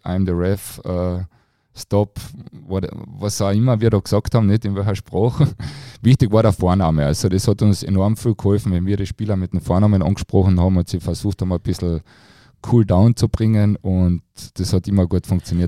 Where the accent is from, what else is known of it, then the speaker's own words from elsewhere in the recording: Carinthia, Austria; für mich als Kärntner